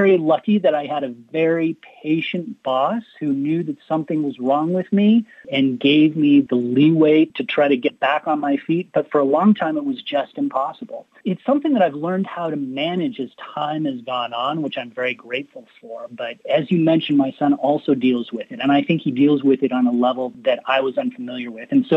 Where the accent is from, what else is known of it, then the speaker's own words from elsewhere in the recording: Colorado, United States; I come from Colorado, and a lot of our family grew up in what was called the San Luis Valley.